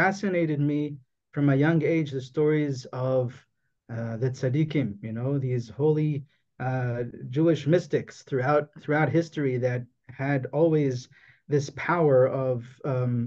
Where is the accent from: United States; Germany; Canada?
Canada; Toronto, Ontario; I was born in Toronto, in Canada